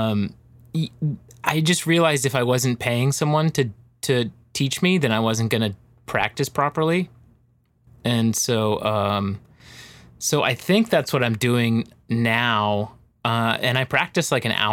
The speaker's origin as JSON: {"language": "English", "region": "Arizona", "country": "United States", "said": "I'm from Arizona"}